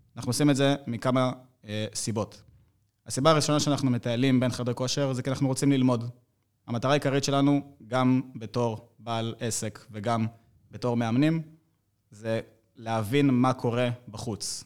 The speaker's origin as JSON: {"language": "Hebrew", "town": "Rishon LeZion", "region": "Central District", "country": "Israel", "said": "אני בן 24, אני מראשון לציון"}